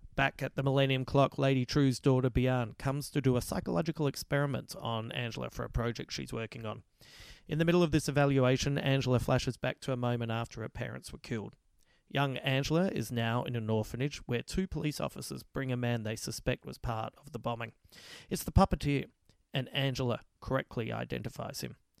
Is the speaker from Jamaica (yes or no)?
no; Adelaide, South Australia, Australia; I come from Adelaide